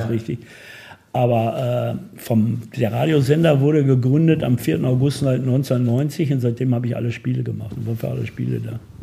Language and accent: German; Bochum, North Rhine-Westphalia, Germany; Ich bin in Bochum geboren